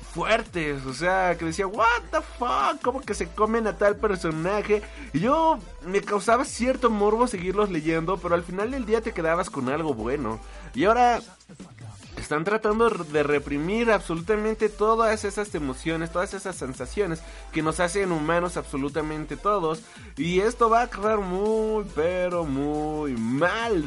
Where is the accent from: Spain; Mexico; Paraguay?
Mexico; a mí como mexicano